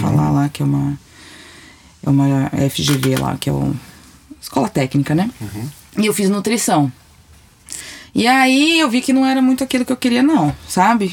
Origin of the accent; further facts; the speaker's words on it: São Paulo, Brazil; eu sou de São Paulo